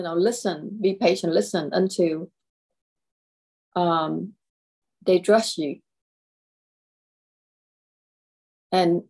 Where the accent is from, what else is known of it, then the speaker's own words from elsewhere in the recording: Lexington, South Carolina, United States; my hometown is Lexington, South Carolina, and I create and I live here